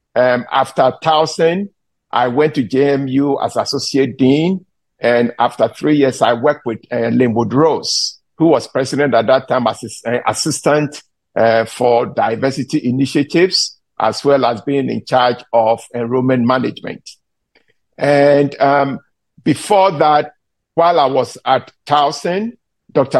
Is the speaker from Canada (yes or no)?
no; Ghana; moved away as an adult; now in United States; I was born in Ghana. I came to the US after I got my baccalaureate degree in Ghana to do my graduate studies